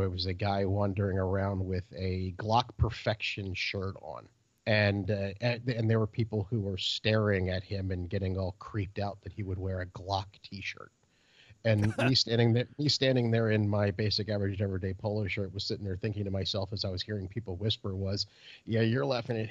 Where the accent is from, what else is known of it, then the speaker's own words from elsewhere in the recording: United States; I'm like, dude, because we're Americans, the answer is hell no.